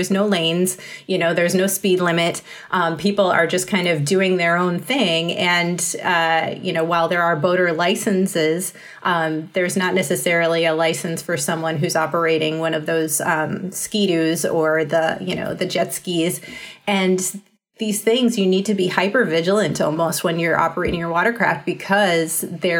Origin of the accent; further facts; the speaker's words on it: Minnesota, United States; I grew up in Minnesota, which is the land of 10,000 lakes or more.